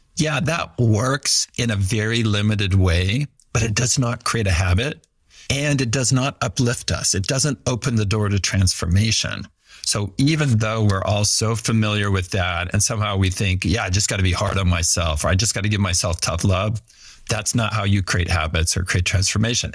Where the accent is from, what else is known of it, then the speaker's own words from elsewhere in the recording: Fresno, California, United States; also born or lived in Maui, Hawaii; I grew up in Fresno, California, and worked pretty hard in school